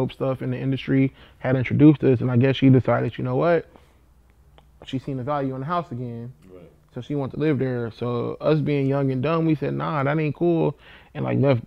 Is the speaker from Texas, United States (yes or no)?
no; Compton, California, United States; I'm from Compton